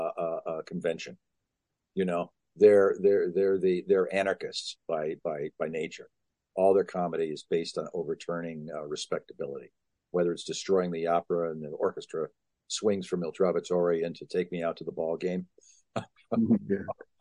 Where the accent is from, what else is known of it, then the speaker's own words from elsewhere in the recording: Cleveland, Ohio, United States; I was growing up in Cleveland